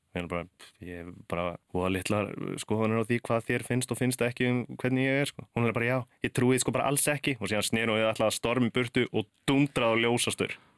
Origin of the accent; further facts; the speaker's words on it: Akranes, Western Region, Iceland; moved away as an adult; ólst upp upp á Akranesi